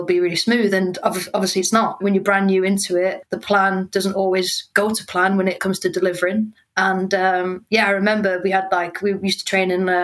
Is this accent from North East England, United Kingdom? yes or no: yes; Newcastle upon Tyne, North East England, United Kingdom; I'm from Newcastle, so I'm from a football mad family and a football mad town